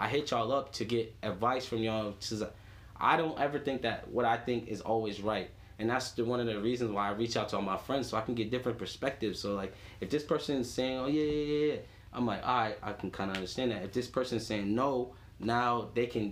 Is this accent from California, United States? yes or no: no; Boston, Massachusetts, United States; I grew up in Dorchester in like grade school and stuff.